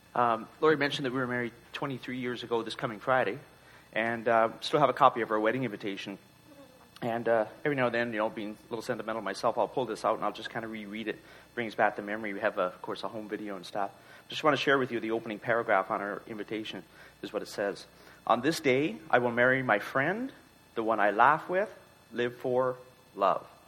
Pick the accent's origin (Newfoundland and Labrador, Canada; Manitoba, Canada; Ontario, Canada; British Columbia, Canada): Newfoundland and Labrador, Canada; moved away; we're both from Newfoundland. We still try and get back every couple of years